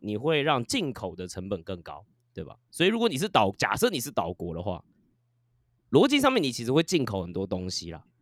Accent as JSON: {"language": "Chinese", "country": "Taiwan", "said": "我们都是台湾人嘛"}